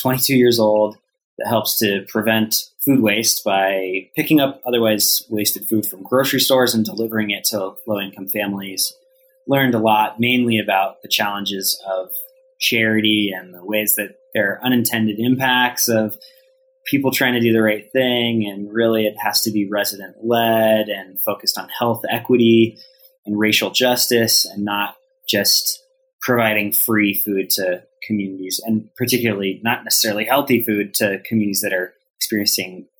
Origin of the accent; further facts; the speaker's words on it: Colorado, United States; growing up in Colorado